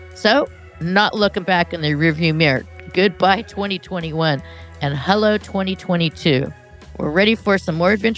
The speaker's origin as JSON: {"language": "English", "region": "California", "country": "United States", "said": "I'm a Californian"}